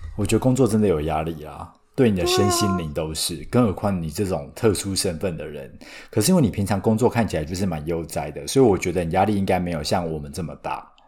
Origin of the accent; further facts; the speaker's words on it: Taiwan; 我是土生土长没离开过亚洲，超local的